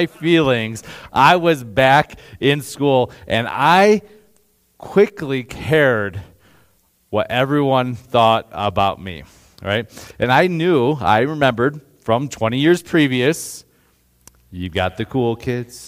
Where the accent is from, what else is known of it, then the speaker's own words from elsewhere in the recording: Northeast Ohio, United States; moved away as an adult; now in Colorado, United States; I'm from Northeast Ohio